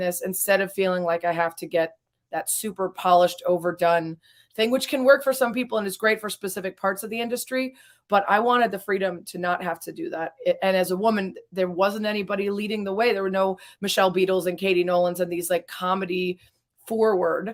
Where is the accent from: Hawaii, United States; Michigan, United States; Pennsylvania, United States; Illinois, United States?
Illinois, United States; Lake Forest; also born or lived in Los Angeles; now in Chicago, United States; I grew up in Lake Forest